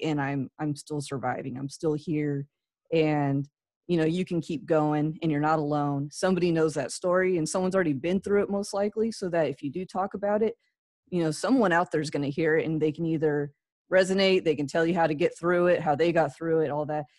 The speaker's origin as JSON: {"language": "English", "region": "California", "country": "United States", "tie": "born or raised there", "also_born_or_lived": "Midwest / Florida", "moved": "yes", "said": "I grew up in California"}